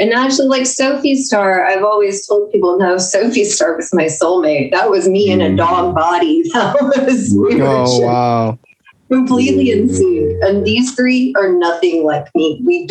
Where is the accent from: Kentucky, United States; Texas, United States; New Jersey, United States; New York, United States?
Texas, United States; San Antonio; Okay, I'm from San Antonio, Texas. At this moment, I'm in Georgia